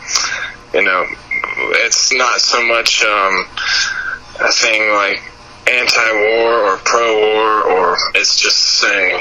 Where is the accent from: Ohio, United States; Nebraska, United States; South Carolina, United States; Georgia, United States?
Georgia, United States; Atlanta; I'm from Atlanta, so I'm around a lot of big cities a lot